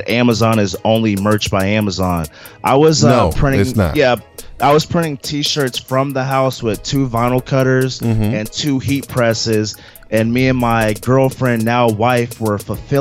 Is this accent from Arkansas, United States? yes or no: no; Seattle, Washington, United States; I'm from Seattle